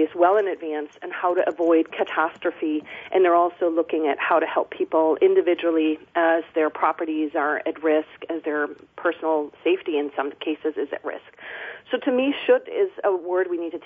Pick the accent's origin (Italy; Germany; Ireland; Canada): Germany; now in Olympia, United States; I'm originally from Germany